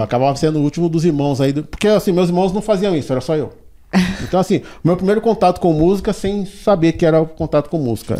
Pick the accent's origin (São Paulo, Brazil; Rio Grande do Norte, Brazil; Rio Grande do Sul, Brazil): São Paulo, Brazil; also born or lived in Diadema; quando eu tinha um ano, aí a gente veio pro Capão Redondo, onde a gente ficou